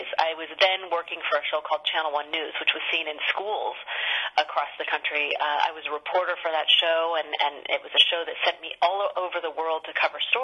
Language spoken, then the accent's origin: English; Sacramento, California, United States; my hometown of Sacramento